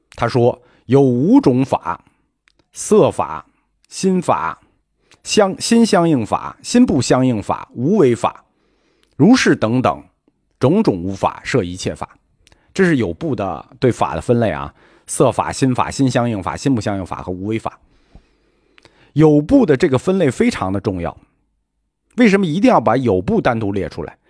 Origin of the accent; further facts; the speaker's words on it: China; 我们中国人